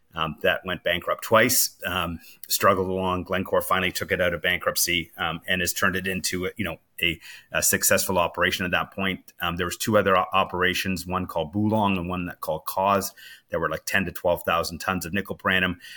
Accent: Canada; as a Canadian

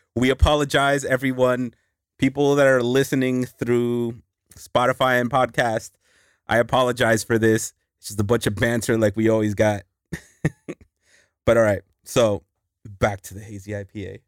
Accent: New York, United States; moved away; I was born in New York

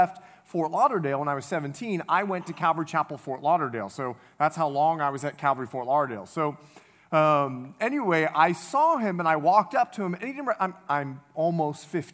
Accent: Bahamas; moved away; I'm from the Bahamas

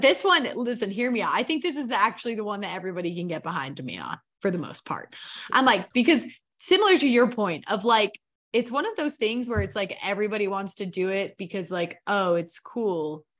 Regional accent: Idaho, United States; I grew up in Idaho on a farm.

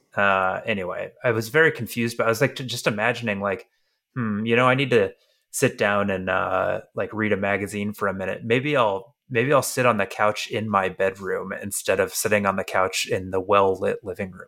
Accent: Tennessee, United States; moved away; also born or lived in California; growing up in Tennessee

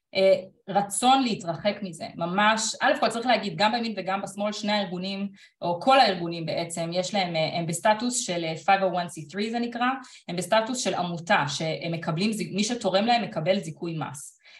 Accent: Israel

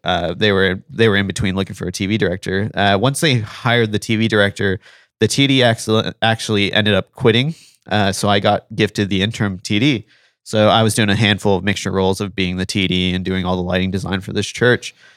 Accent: South Texas, United States; I was born in Texas, uh, spent most of my life in South Texas

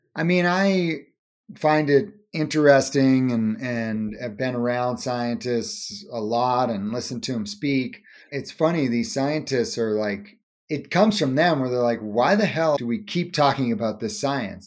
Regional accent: Cape Cod, Massachusetts, United States; We grew up on Cape Cod, Massachusetts

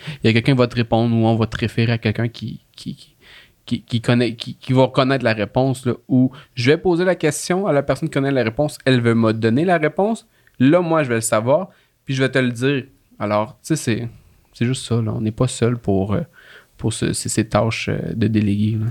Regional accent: Laurentides, Quebec, Canada; moved away as an adult; now in Quebec City, Canada; je viens pas de la ville de Québec. Là. Je viens des Laurentides

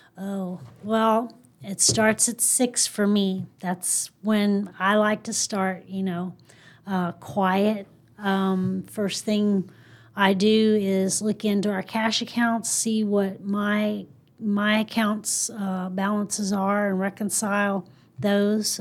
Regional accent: Mount Jackson, Virginia, United States; moved away as an adult; now in South Texas, United States; I'm from a small town in Virginia called Mount Jackson

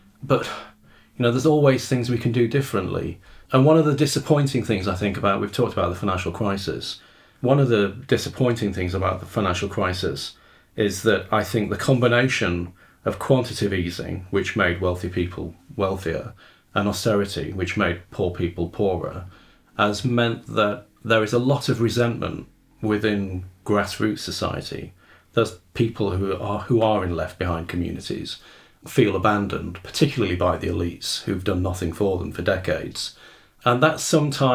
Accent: Rotherham, Yorkshire and the Humber, United Kingdom; I grew up in Rotherham

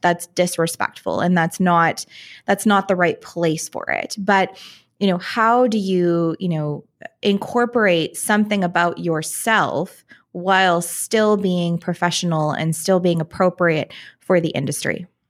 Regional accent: Canada; I'm Canadian so we call ourselves lawyers

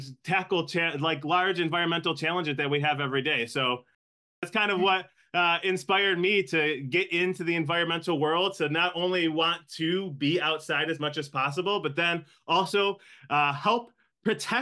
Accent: Buffalo, New York, United States; also born or lived in Cheektowaga, New York; I am born and raised in Buffalo

